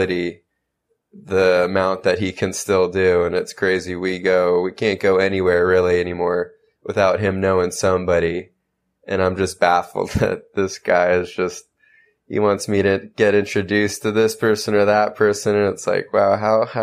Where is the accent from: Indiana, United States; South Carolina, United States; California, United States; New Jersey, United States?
California, United States; San Diego; I was born and raised in San Diego, California.